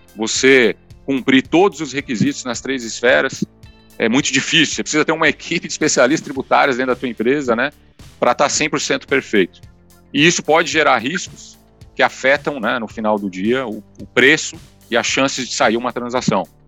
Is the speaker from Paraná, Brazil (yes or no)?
yes; Paraná, Brazil; also born or lived in Rio Grande do Sul / São Paulo / Curitiba / London; now in Vitória, Brazil; eu sou gaúcho criado no Paraná